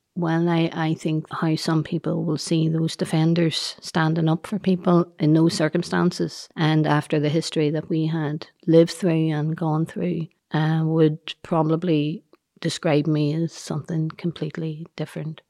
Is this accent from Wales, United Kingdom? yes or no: no; Northern Ireland, United Kingdom; we are good, decent Irish people